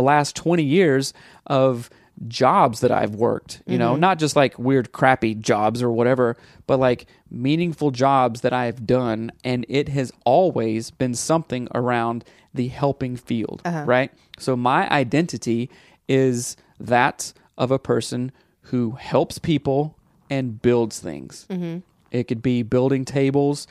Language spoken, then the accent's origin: English; the Bible Belt, United States; growing up in the Bible Belt